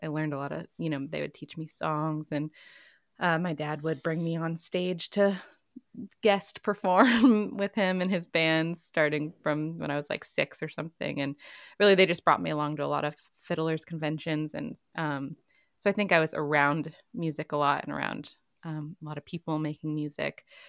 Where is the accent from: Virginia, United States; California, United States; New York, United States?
Virginia, United States; Lexington; also born or lived in Portland, Oregon; now in Durham, United States; I grew up in Virginia, Lexington, Virginia, and both my parents are musicians.